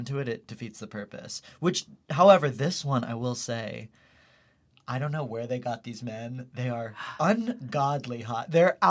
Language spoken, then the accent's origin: English; Houston, Texas, United States; Houston, Texas.